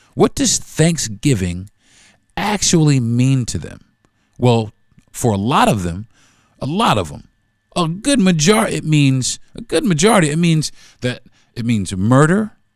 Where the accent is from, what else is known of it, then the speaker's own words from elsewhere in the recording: United States; but I was born here in America. I'm American